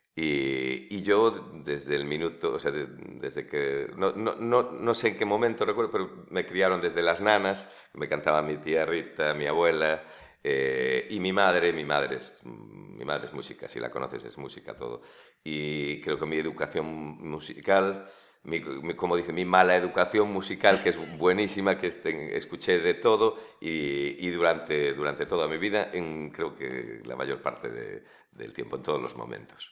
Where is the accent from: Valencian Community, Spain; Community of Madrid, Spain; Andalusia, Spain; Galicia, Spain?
Galicia, Spain; Vilagarcía de Arousa; born or raised there; also born or lived in Santiago de Compostela / Bamio / Sigüeiro